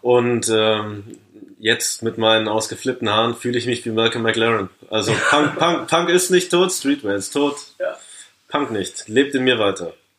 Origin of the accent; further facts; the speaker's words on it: Paderborn, North Rhine-Westphalia, Germany; meiner Heimatstadt Paderborn.